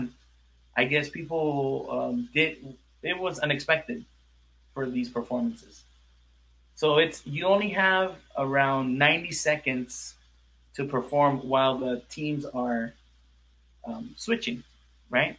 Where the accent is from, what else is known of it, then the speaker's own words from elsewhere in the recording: Los Angeles, California, United States; I'm from California and from